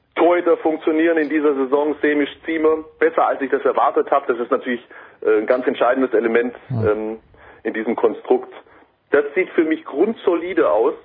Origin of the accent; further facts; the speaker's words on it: Swabia, Baden-Württemberg, Germany; ich komme aus dem Schwarmland, Ich habe eine ganz andere Sprache gelernt